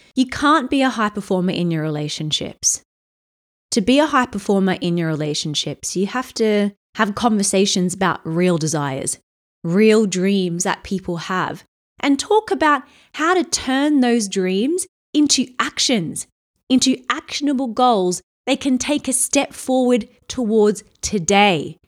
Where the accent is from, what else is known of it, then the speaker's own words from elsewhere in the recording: Australia; now in London, United Kingdom; I'm from Australia originally